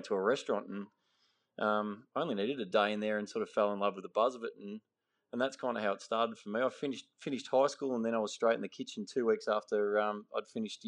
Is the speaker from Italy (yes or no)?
no; Ballarat, Victoria, Australia; I grew up in Western Victoria, in Ballarat. I'm one of four boys.